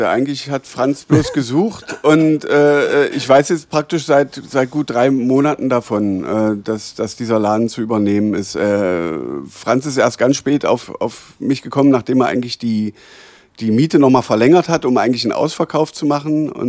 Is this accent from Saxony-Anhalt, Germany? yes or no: yes; Schönebeck, Saxony-Anhalt, Germany; Ich komme aus Schönebeck. Lebst du noch in Schönebeck? Ich lebe auch in Schönebeck.